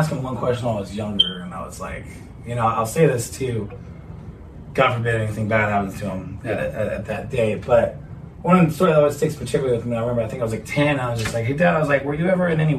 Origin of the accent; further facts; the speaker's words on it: Fort Worth, Texas, United States; was actually conceived in Rhode Island and then birthed here. And, interesting story. I was born on the Navy base here out in Fort Worth, Carswell.